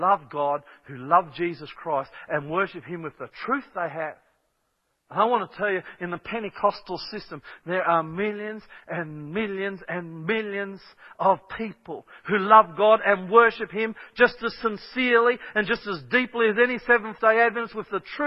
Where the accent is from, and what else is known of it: Kellyville, New South Wales, Australia